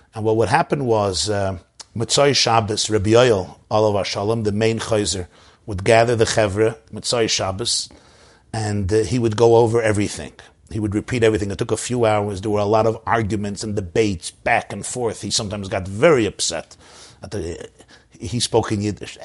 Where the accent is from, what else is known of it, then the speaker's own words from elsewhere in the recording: New York City, New York, United States; I grew up in the Crown Heights section of Brooklyn.